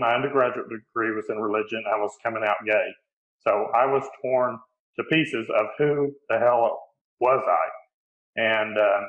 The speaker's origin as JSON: {"language": "English", "region": "East Tennessee", "country": "United States", "tie": "born or raised there", "said": "I grew up in East Tennessee"}